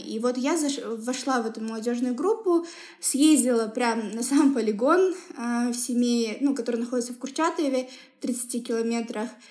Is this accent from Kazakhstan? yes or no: yes; Semey, Abai Region, Kazakhstan; мы все росли в Семипалатинске